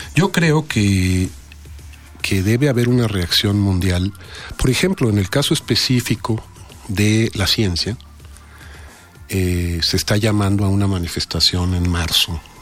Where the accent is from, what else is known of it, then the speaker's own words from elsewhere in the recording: Mexico; los mexicanos, los científicos mexicanos